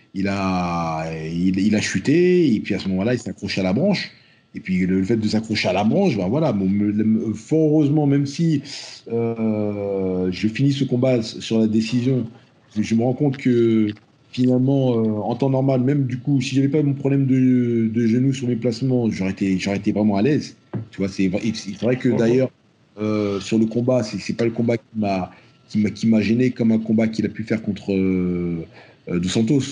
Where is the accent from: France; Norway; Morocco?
France; je suis français, mais, mais, si je suis africain et je porte mes, racines de, la même manière